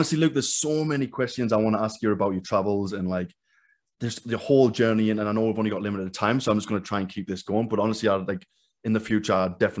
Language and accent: English; England, United Kingdom; like I feel like I was always like I'm running away from England in a sense. You know, I'm running away from my past.